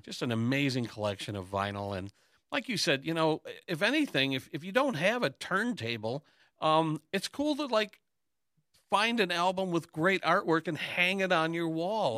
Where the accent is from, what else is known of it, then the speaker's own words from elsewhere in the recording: Hamtramck, Michigan, United States; growing up in Hamtramck